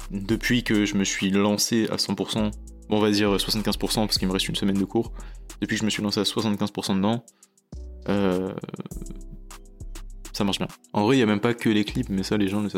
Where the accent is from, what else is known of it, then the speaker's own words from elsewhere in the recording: Chatou, Île-de-France, France; born there; also born or lived in Tokyo, Japan; Moi tu vois, je suis né à Chatou, dans le 78.